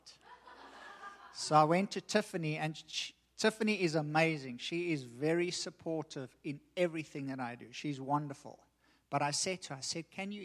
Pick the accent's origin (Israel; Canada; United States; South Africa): South Africa; me growing up in South Africa, growing up as a racist